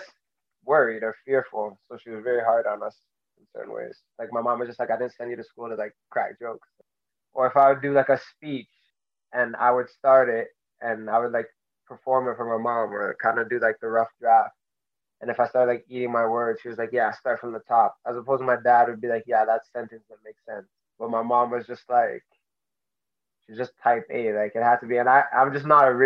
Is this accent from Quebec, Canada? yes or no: no; Mississauga, Ontario, Canada; I grew up in Mississauga, Ontario